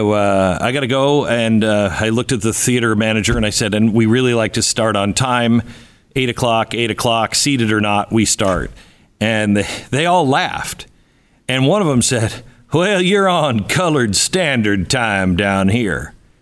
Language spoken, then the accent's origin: English; Pacific Northwest, United States; I grew up in the Pacific Northwest, so we didn't have the busing. We just didn't have that problem.